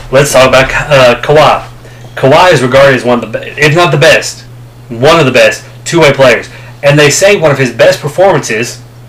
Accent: Louisville, Kentucky, United States; I'm from Louisville

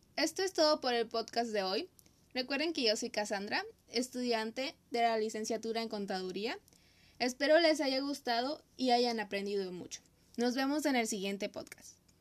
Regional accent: Mexico; nuestro país, México

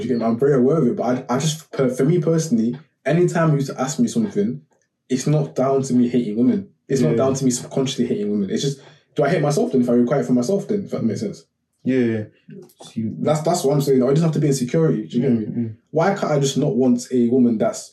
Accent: Nigeria; I'm a Nigerian person, come from Nigerian culture, in Zimbabwe.

